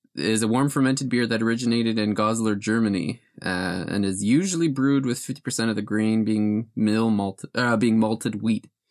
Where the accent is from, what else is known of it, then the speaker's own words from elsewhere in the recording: Wales, United Kingdom; I'm, I'm from, uh, Wales